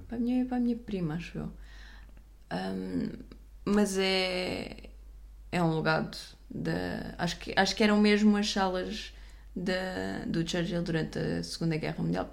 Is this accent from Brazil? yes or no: no; Portugal; eu sou portuguesa a falar eh, inglês americano